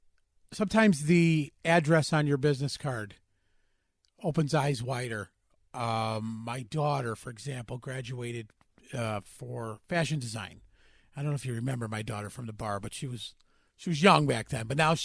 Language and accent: English; Nashville, Tennessee, United States; I've been there. I'm from Nashville as well. I know the struggle you're going through